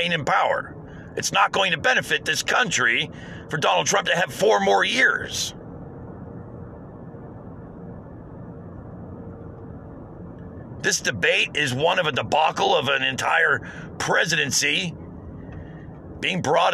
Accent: United States; as an American

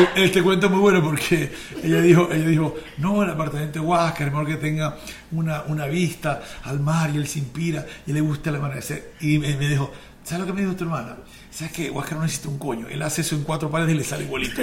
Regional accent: Maracaibo, Zulia, Venezuela; accent: maracucho; nosotros somos de Maracaibo

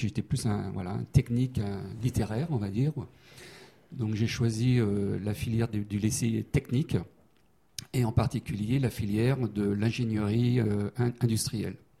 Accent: Saint-Brieuc, Brittany, France; moved away as an adult; also born or lived in Rennes / Paris; now in Annecy, France; je suis breton. Hein, j'ai fait toutes mes études euh, à Saint-Brieuc et à Rennes

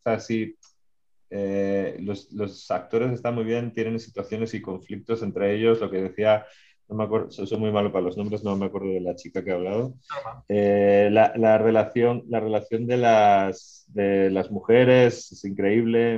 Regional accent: Spain; accent: Spanish (Spain); now in Mexico; yo soy medio mexicano, mi madre es mexicana, me siento muy mexicano, no quiero que suene mal con mi acento español

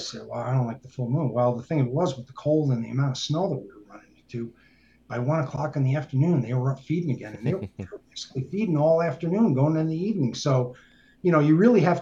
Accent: New York, United States; moved away; also born or lived in Colorado; me growing up in New York State

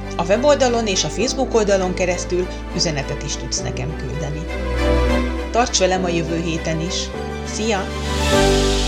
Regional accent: Hungary; moved away as an adult; now in Finland; az én gyerekkorom volt Magyarországon

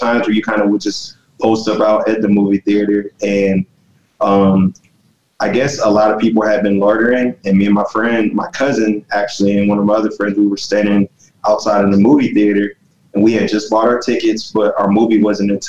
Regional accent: Los Angeles, California, United States; now in Georgia, United States; was born in Los Angeles, California, and I was there during the Rodney King riots

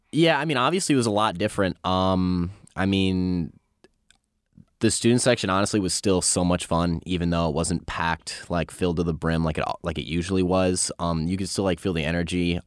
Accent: Northeast, United States; moved away as an adult; now in South Carolina, United States; I'm from the Northeast

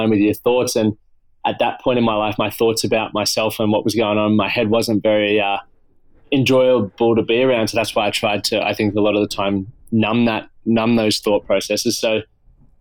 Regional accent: Toowoomba, Queensland, Australia; also born or lived in France; then I went back to my hometown, Toowoomba

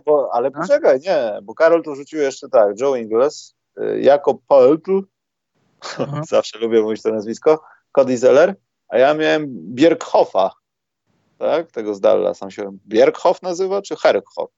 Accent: Warsaw, Masovian Voivodeship, Poland; jestem z Warszawy

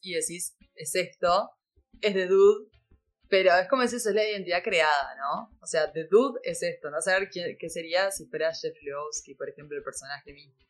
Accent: Uruguay

